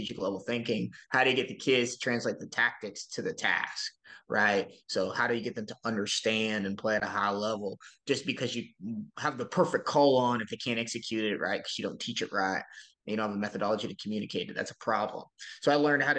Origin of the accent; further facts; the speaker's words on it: Arizona, United States; moved away as an adult; also born or lived in Fayette, Iowa; I'm from Arizona